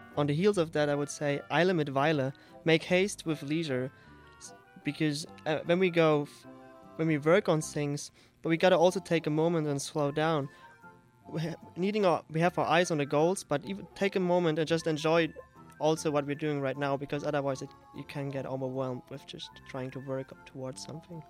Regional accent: Saarland, Germany; moved away as an adult; now in Edmond, United States; The southwest. It's called Saarland.

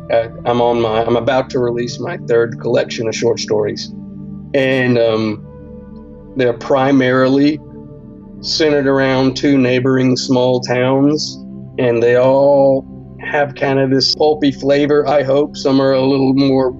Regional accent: Central Alabama, United States; I'm from Central Alabama

